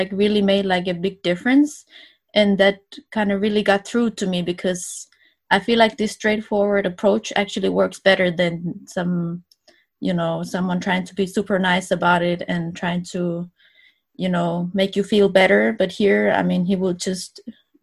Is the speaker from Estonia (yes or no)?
yes; Estonia; moved away as an adult; also born or lived in Denmark; I'm originally from Estonia